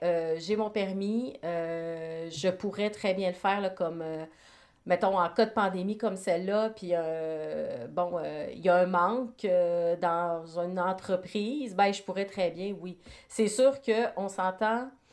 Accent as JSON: {"language": "French", "area": "Côte-Nord", "region": "Quebec", "country": "Canada", "tie": "born or raised there", "said": "je suis originaire de la Côte-Nord, donc quand on vient d'un petit village"}